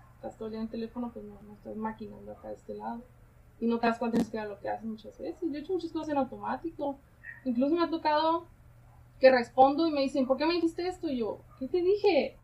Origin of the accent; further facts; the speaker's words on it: Tijuana, Baja California, Mexico; yo nací aquí en Tijuana